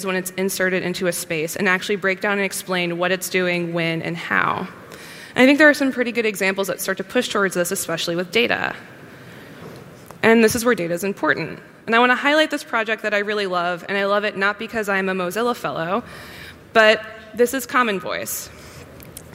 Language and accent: English; United States; as an American